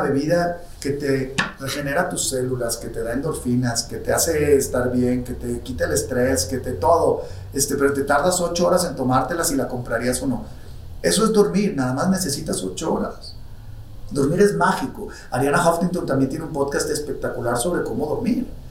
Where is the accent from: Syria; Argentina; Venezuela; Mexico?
Mexico; nuestro México queridísimo país del alma, soy más mexicano que el mole